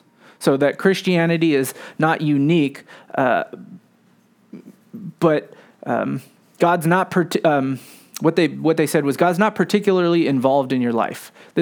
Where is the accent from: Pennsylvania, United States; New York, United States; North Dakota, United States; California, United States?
California, United States; San Francisco; So I grew up here in San Francisco, but my parents were college students when they had us.